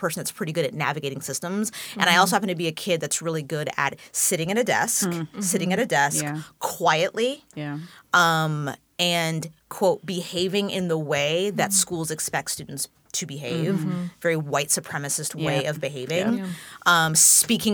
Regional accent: Tacoma, Washington, United States; also born or lived in Germany / Parkland, Washington; I grew up in South Tacoma

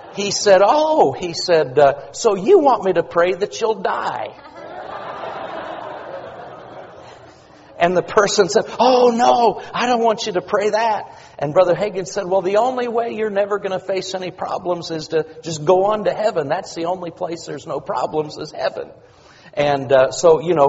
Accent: Oklahoma, United States; I'm from Oklahoma

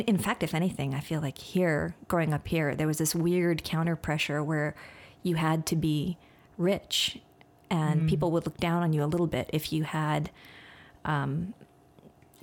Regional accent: Los Angeles, California, United States; I've lived here for most of my life since I was two or so, and all in LA, all over

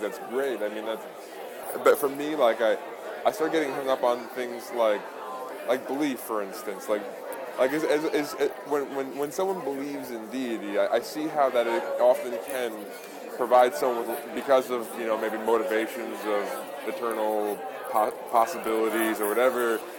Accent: Long Island, New York, United States; moved away as an adult; now in Salem, United States; From Long Island, though, I grew up out there.

